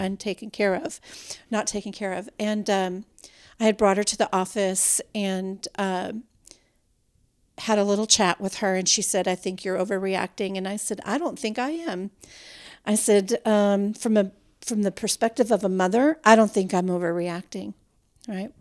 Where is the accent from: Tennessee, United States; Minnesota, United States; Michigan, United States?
Minnesota, United States; now in Texas, United States; we grew up in Minnesota